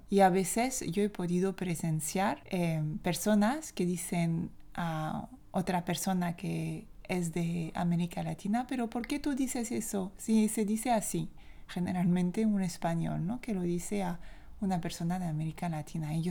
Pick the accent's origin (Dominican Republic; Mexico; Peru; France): France; accent: French; Spanish is a second language; para mí como francesa de Francia